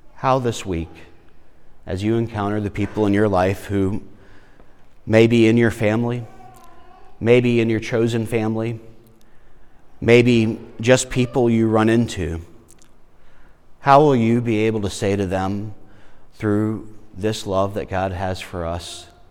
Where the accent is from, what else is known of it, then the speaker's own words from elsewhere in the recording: South Carolina, United States; also born or lived in Florida; we moved from Florida, where my family is, to South Carolina